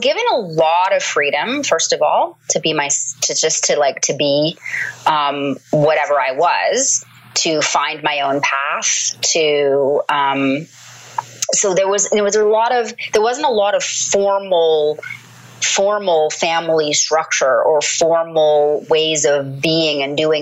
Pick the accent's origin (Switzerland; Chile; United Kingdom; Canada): Canada; Toronto, Ontario; moved away as an adult; I was born and raised in Canada, in Toronto